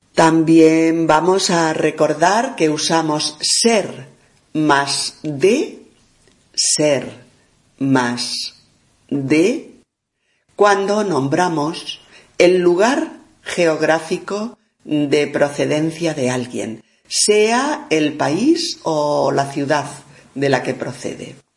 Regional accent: Spain; soy una mujer española

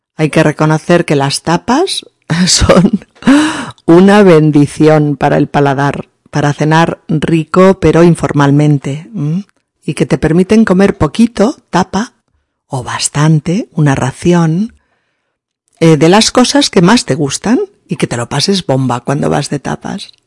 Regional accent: Spain; now in Barcelona, Spain

